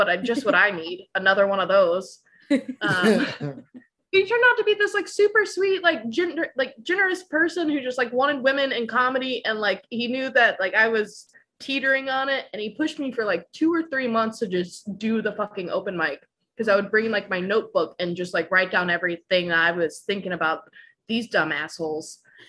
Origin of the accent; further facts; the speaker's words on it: New Orleans, Louisiana, United States; Yeah, I'm from New Orleans. I was a military brat, so I've lived all over the country, but my whole family's from there, been there pretty much most of my life.